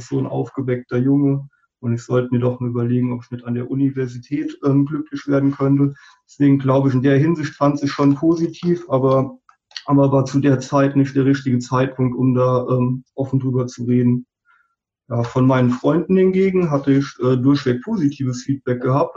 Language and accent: German; a small village in the Westerwald, Rhineland-Palatinate, Germany; moved away as an adult; kam ich ja auch wirklich aus einem kleinen Dorf im Westerwald